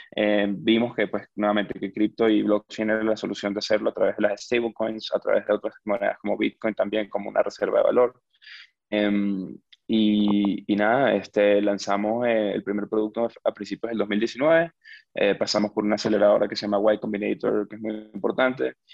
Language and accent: Spanish; Venezuela; moved away; yo crecí en Venezuela, que es un país con hiperinflación